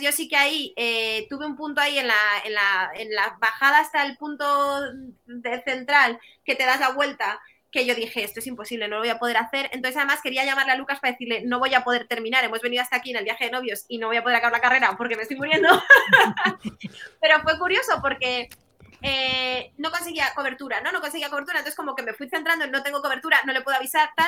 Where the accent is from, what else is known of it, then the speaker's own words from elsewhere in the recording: Bilbao, Basque Country, Spain; yo soy de Bilbao